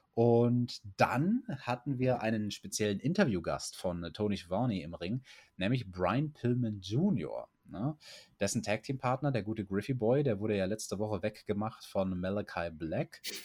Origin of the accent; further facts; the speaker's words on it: Germany; bei uns in Deutschland